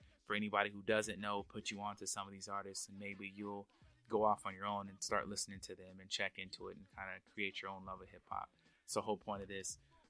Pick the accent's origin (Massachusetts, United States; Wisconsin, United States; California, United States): California, United States; Sacramento; Being from the West, it was cool. One thing I love about Cali and Sacramento, where I'm from, is we would play everything.